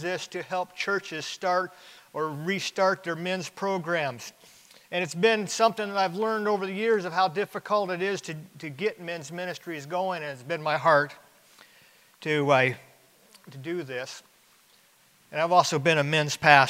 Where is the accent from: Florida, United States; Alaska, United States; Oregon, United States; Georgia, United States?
Alaska, United States; I grew up in Alaska.